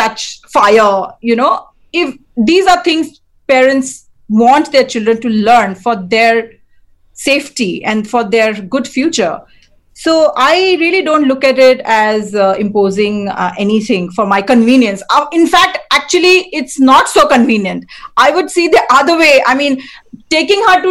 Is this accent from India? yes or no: yes; India; I'm Indian, and we have like Indian festivals